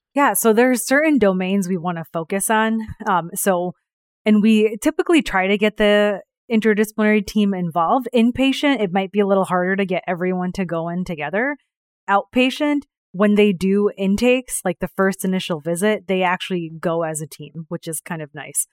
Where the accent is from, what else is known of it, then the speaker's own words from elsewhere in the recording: New York, United States; also born or lived in India; I was born in India, raised in New York